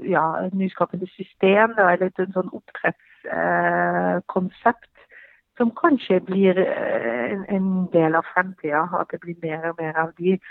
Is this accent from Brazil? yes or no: no; Belgium; Norwegian is a second language; moved away as an adult; now in Norway; Selv så kommer jeg fra Belgia og flytta her til, til, Norge